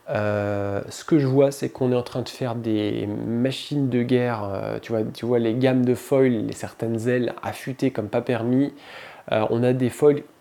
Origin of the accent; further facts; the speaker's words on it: Libreville, Estuaire, Gabon; Mon père faisait du windsurf quand j'étais gamin. J'ai grandi en Afrique, à Libreville. Et, euh, et, puis on était au bord de la mer, la plage, tous les week-ends